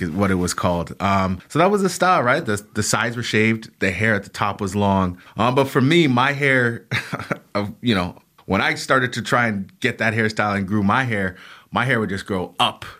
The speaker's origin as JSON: {"language": "English", "country": "Canada", "tie": "born or raised there", "said": "young black males like me, young black boys growing up in Canada"}